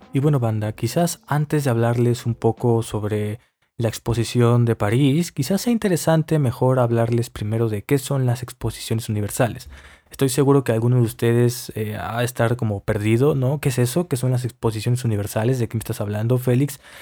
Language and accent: Spanish; Mexico; yo soy mexicano